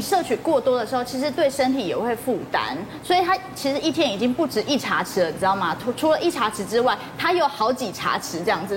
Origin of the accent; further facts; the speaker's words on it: Taiwan; 我们台湾人